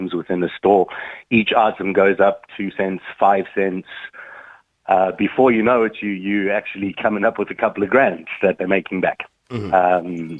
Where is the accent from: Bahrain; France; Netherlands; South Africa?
South Africa; now in Ireland; I'm from South Africa